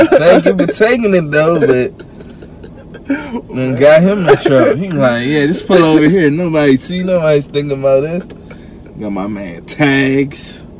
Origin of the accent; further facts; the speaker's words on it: Montgomery County, Maryland, United States; also born or lived in Prince George's County, Maryland; when I grew up in Montgomery like, County